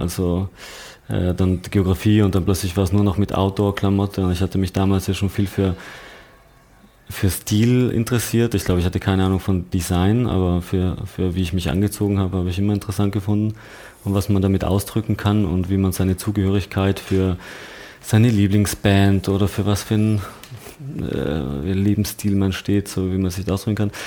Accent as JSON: {"language": "German", "town": "Landeck", "region": "Tyrol", "country": "Austria", "tie": "born or raised there", "accent": "Tirolerisch", "moved": "yes", "said": "Ich komme aus Landeck heißt das. Ähm, so eine kleine 8000 Einwohnerstadt"}